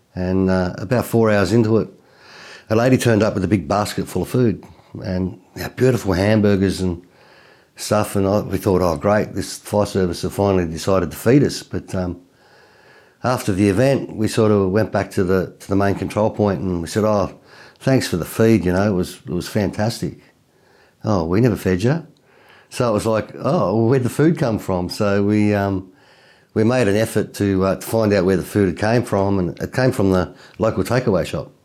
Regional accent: Tasmania, Australia; I'm from Tasmania, so Tassie is a little island just south of, um, mainland Australia

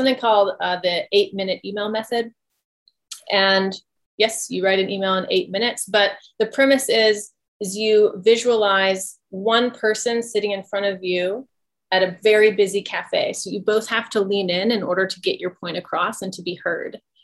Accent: the South, United States; I grew up in the South around a whole bunch of different cultures. My family is Cajun

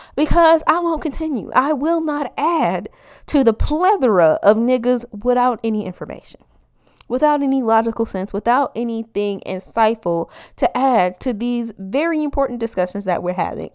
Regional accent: Midwest, United States; I'm a Midwesterner

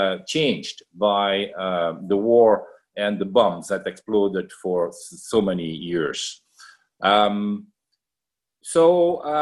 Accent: Liège, Wallonia, Belgium; I am myself from Liège, so that is the city that was first attacked by the German invader. Also to note is that my father was born during World War I near Liège

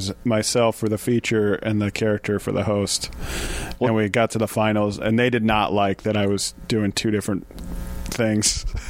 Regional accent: Detroit, Michigan, United States; I like Detroit. I was born in Detroit.

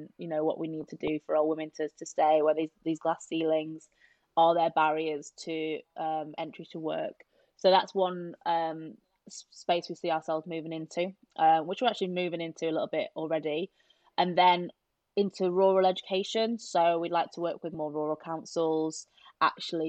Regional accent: Yorkshire and the Humber, United Kingdom; we're both from South Yorkshire

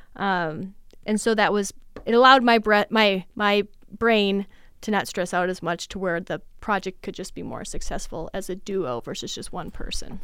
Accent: Litchfield, Minnesota, United States; now in Mankato, United States; I am originally from Litchfield

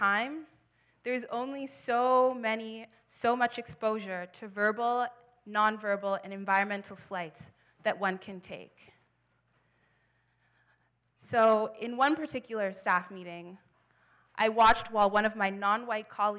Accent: Ottawa, Ontario, Canada; also born or lived in Halifax, Canada; now in Toronto, Canada; I was born in Halifax. I grew up in Ottawa, and now I live here in Toronto.

